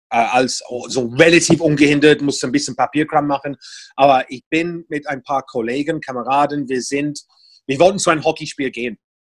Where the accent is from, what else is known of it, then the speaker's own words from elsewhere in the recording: Portsmouth, South East England, United Kingdom; German is a second language; moved away as an adult; now in Berlin, Germany; ich stamme aus einer wunderschönen Hafenstadt namens Portsmouth